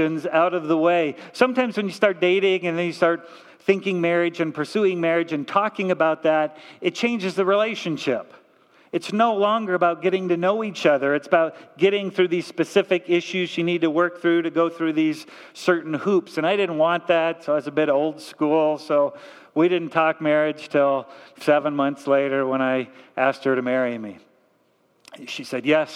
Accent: Torrance, California, United States; I was raised in Torrance, not too far from here

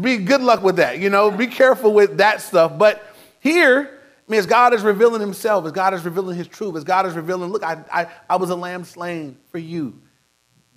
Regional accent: Inglewood, California, United States; Now, I grew up in Inglewood. I was in Inglewood my whole life

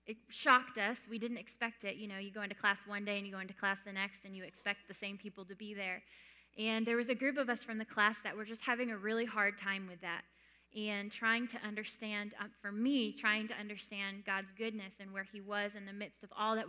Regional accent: Maine, United States; moved away as an adult; also born or lived in Canada; I grew up in Maine. I was born and raised there.

